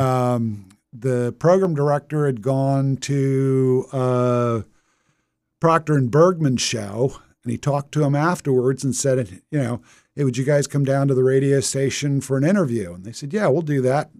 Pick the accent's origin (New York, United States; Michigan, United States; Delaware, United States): Delaware, United States; Wilmington; I was born in Wilmington. Dad was a DuPonter.